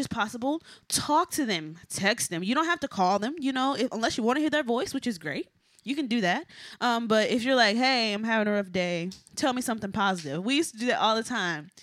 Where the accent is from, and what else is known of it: Texas, United States; moved away as an adult; also born or lived in Boston